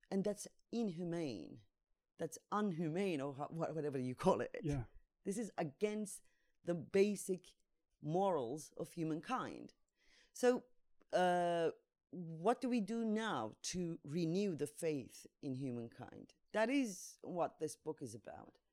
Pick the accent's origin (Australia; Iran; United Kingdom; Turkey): Turkey; moved away as an adult; now in Zagreb, Croatia; I'm from Turkey. Uh, since 2016, I'm in uh, Zagreb